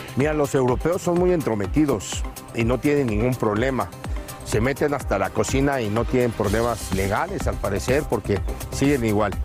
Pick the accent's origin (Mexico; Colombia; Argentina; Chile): Mexico; los de México